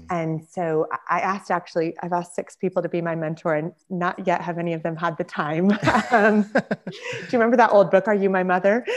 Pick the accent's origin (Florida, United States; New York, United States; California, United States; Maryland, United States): California, United States; Orange County; moved away as an adult; now in Cornwall, United Kingdom; I grew up in Orange County, California